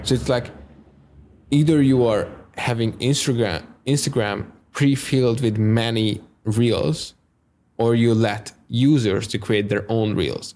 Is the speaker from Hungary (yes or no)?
yes; Hungary; English is a second language